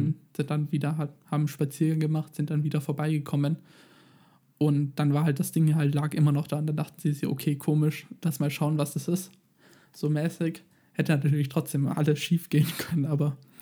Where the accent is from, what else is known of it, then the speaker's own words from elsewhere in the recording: Germany; bei uns in Deutschland